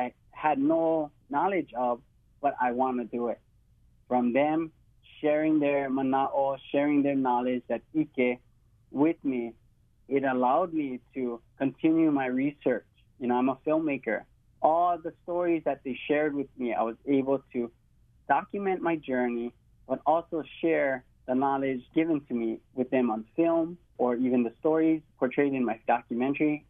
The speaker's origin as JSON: {"language": "English", "region": "Hawaii", "country": "United States", "said": "true to who I am as a Hawaiian"}